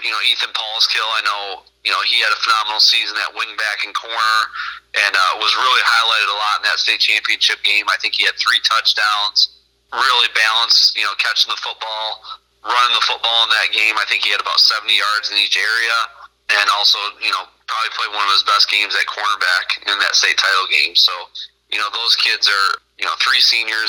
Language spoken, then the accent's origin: English; Byron, United States; I actually grew up in Byron, so right back home, and wouldn't want to be anywhere else